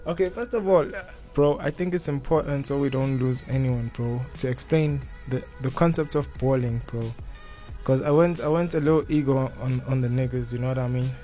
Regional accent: Mpumalanga, South Africa; I grew up in Mpumalanga

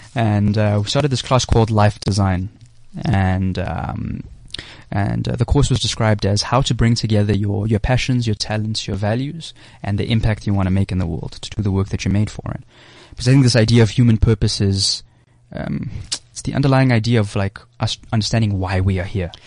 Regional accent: South Africa; I'm from South Africa.

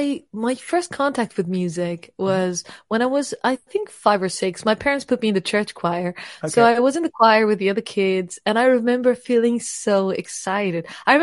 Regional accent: Lisbon, Portugal; now in United Kingdom; I've been doing music, I think, more seriously when I moved to the UK 7 years ago. So it's been interesting. I'm originally from Portugal, Lisbon.

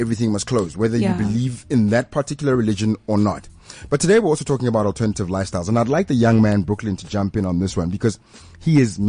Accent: Pretoria, Gauteng, South Africa; I grew up in Pretoria the time, like in the 80s

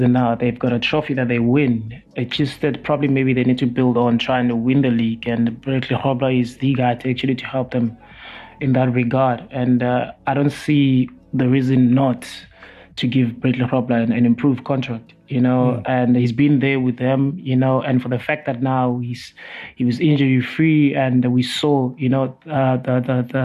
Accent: South Africa

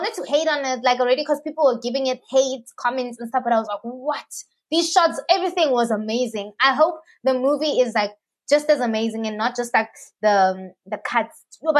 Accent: South Africa; as a South African

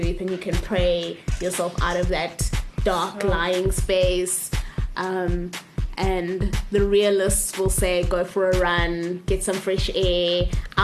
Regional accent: Pietermaritzburg, KwaZulu-Natal, South Africa; moved away as an adult; now in Cape Town, South Africa; I am a Pietermaritzburg girl. I moved to Cape Town to study

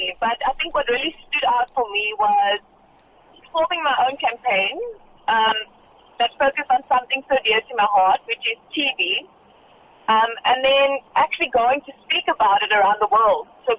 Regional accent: South Africa; I'm South African and I'm proudly South African

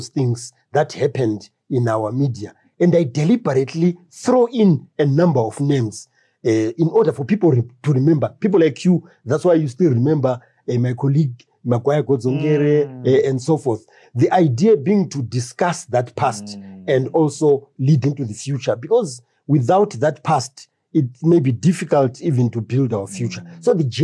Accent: Harare, Zimbabwe; where I grew up in Highfield

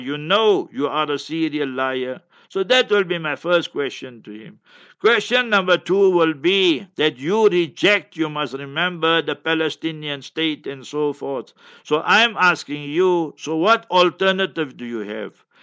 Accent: Heidelberg, Gauteng, South Africa; moved away as an adult; also born or lived in Newcastle; Heidelberg, my hometown, Heidelberg

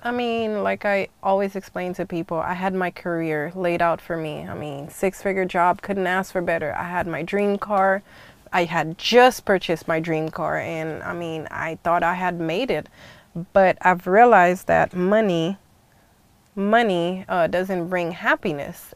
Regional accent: Haiti; now in United States; I grew up in the Caribbean's uh, West Indies family, uh, Haiti to be more precise, and I spent half of my life in the U.S. Half of my life in Haiti

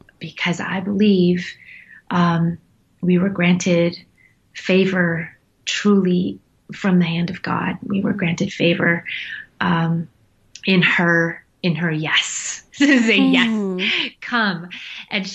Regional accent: United States; an American in Nepal

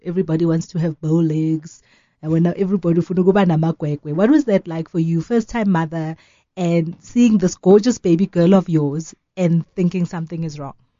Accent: South Africa; as South African women

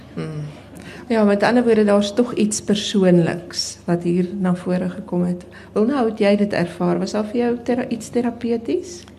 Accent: South Africa; my reis in in in Suid-Afrika as as wit Afrikaner vrou

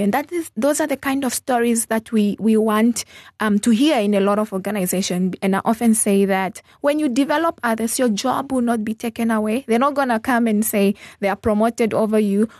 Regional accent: Zambezi, Namibia; also born or lived in Botswana; now in Windhoek, Namibia; I grew up in the Zambezi region. So that is, I was actually born in Botswana. Um, but I grew up in the Zambezi region.

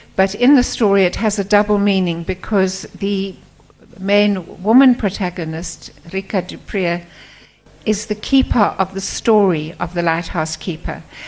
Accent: Port Elizabeth, Eastern Cape, South Africa; moved away as an adult; also born or lived in KwaZulu-Natal / Stellenbosch; I was brought up outside Port Elizabeth.

